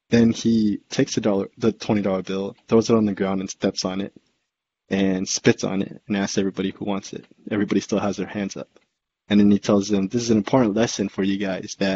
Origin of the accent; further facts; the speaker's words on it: San Jose, California, United States; where we grew up in San Jose as kids in our elementary schools.